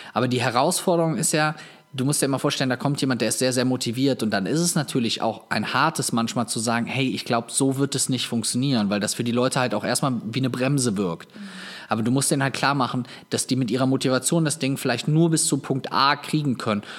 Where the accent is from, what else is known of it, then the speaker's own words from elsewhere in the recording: Viersen, North Rhine-Westphalia, Germany; in Viersen in meiner Heimatstadt